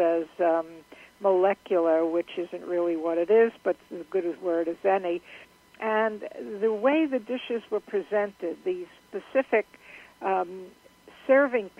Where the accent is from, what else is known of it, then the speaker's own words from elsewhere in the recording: New York City, New York, United States; Frozen Milky Way is something I grew up with in Brooklyn